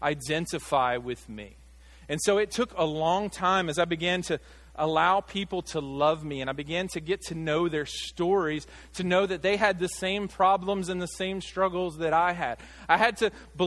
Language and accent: English; Arkansas, United States; I grew up here in Arkansas.